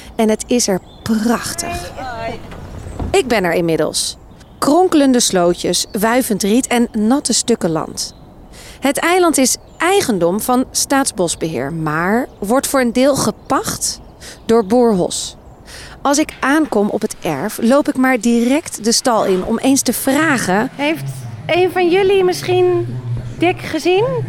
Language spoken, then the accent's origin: Dutch; North Holland, Netherlands